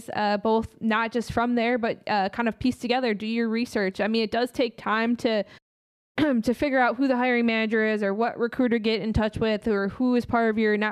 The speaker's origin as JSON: {"language": "English", "region": "Midwest", "country": "United States", "said": "we're coming from the Midwest nice side"}